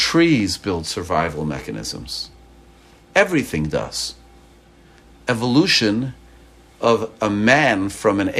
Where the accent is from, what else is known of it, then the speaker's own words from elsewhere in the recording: Montreal, Quebec, Canada; now in Maryland, United States; I grew up in Montreal, but you know, I left Montreal 38 years ago. My body's thermostat changed to be able to take Maryland humidity instead of Canadian frigidity